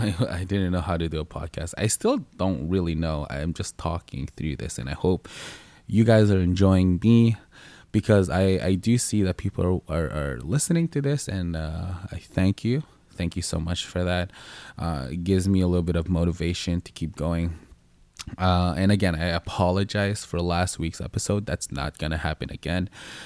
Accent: Philippines; And if you guys don't know what I look like, I am Filipino. So if you don't know what that is, it's from the Philippines.

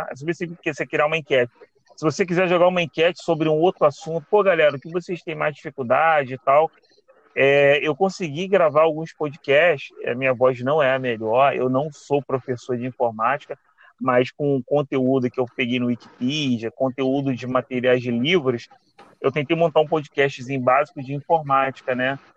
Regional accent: Rio de Janeiro, Brazil; Bom dia, sou o …. Sou daqui do Rio. Estou estudando também para concurso como vocês.

